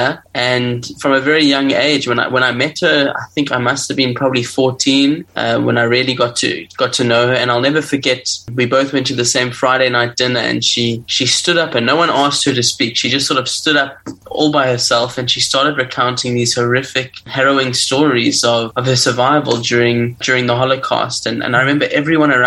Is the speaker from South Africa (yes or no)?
yes; South Africa; I'm originally from South Africa